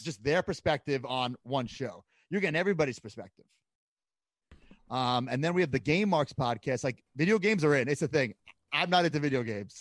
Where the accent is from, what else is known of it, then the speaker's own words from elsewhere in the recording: Long Island, New York, United States; moved away; I grew up on Long Island